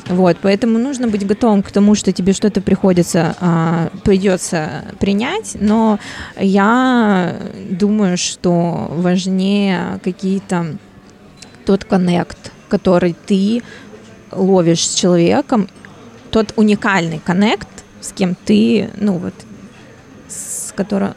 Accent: Vladivostok, Primorsky Krai, Russia

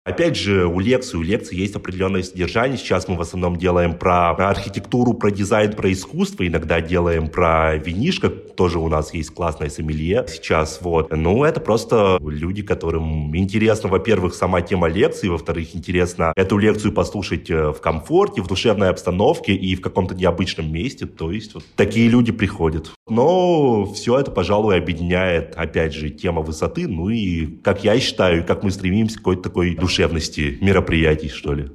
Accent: Perm, Perm Krai, Russia; now in Moscow, Russia; я родился в Перми, и как-то так с Перми начинал, лазил там по крышам, по заводам, по всему

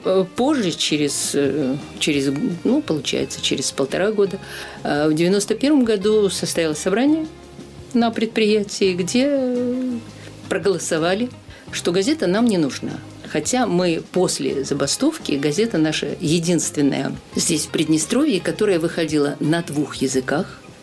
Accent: Sakhalin Oblast, Russia; moved away as an adult; also born or lived in Sovetsk, Kaliningrad Oblast, Russia; now in Transnistria; Выросла на Сахалине

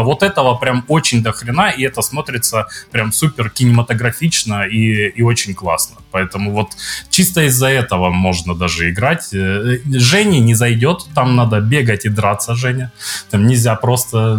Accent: Zverevo, Rostov Oblast, Russia; moved away; Я из Зверева

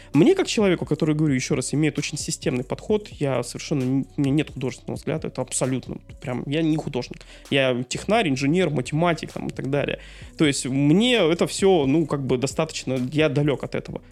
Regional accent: Dudinka, Krasnoyarsk Krai, Russia; Город Дудинка, мой родной город

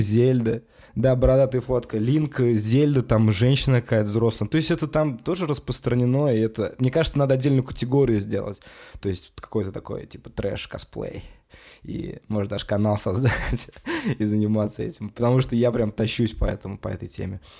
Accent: Kazan, Tatarstan, Russia; Я из Казани сам

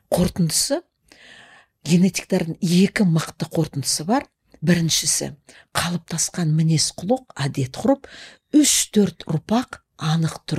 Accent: Altai, East Kazakhstan Region, Kazakhstan; also born or lived in Semey; менің әкем мен анам студент болып оқуға кеткенде мені алтайымда нағашы атам мен әжеме қалдырып кеткен

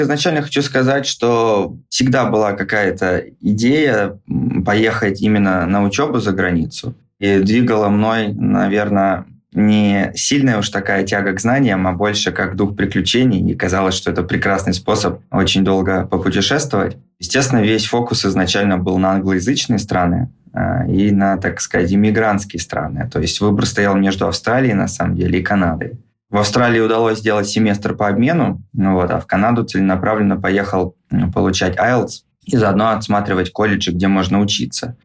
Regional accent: Saint Petersburg, Russia; moved away as an adult; now in Munich, Germany; А изначально я из Петербурга

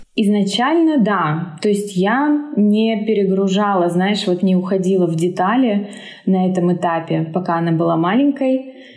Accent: Omsk, Omsk Oblast, Russia; moved away; also born or lived in Moscow, Russia; Мы оба из Омска, из Сибири

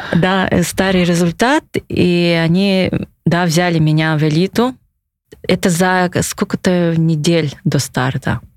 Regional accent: Yakutia, Sakha Republic, Russia; я прям это хочу, чтобы в родном городе, в республике этот вид спорта развивался

